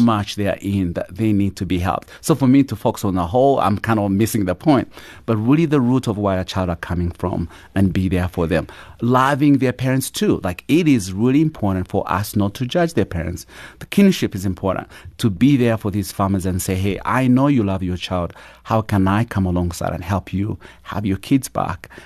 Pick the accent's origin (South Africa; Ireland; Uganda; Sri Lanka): Uganda; born or raised there; moved away